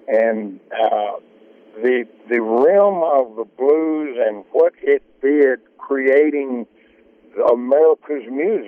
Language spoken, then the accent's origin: English; Greenville, Mississippi, United States; The things that we grew up around in the Greenville area and the Delta, I don't think it can be replaced anywhere else.